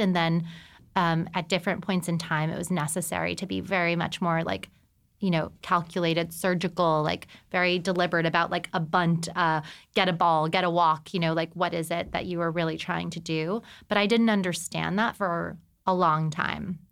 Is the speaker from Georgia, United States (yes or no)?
no; El Paso, Texas, United States; moved away as an adult; also born or lived in New York City; I'm from El Paso, Texas